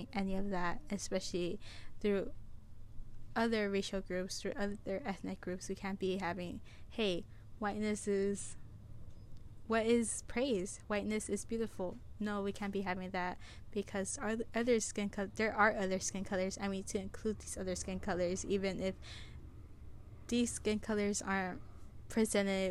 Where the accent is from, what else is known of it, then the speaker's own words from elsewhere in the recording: United States; I live in the United States. I was born in the United States, so I am a citizen